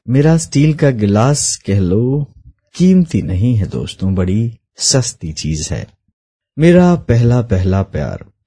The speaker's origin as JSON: {"language": "Hindi", "town": "Port Blair", "region": "Andaman and Nicobar Islands", "country": "India", "tie": "born or raised there", "said": "मैं port player Andaman Nicobar द्वीप समूह में पला बड़ा हूँ"}